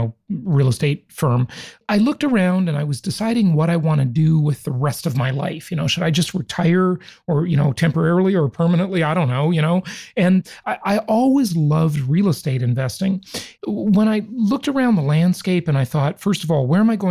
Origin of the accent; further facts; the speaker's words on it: Los Angeles, California, United States; also born or lived in Orange County, California; I grew up in Los Angeles, California